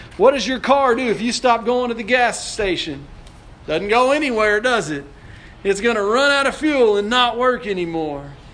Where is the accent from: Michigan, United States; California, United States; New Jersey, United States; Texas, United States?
Texas, United States; Odessa; I grew up in Odessa